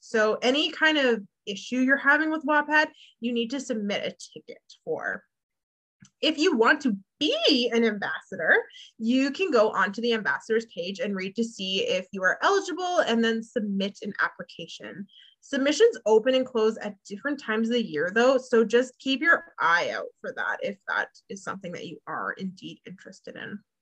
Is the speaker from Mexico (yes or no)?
no; Canada; my Canadian spelling